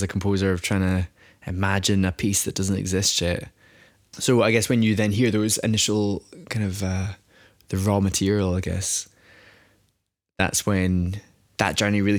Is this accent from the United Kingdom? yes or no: yes; Greenock, Scotland, United Kingdom; now in Glasgow, United Kingdom; born in Greenock and now based in Glasgow